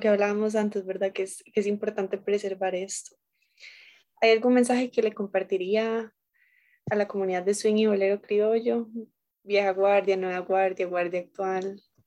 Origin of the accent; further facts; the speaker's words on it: Costa Rica; nosotros como costarricenses